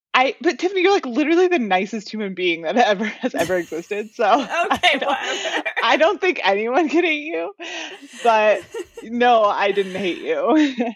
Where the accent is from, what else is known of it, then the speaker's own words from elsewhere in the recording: near Seattle, Washington, United States; the area that I grew up in near Seattle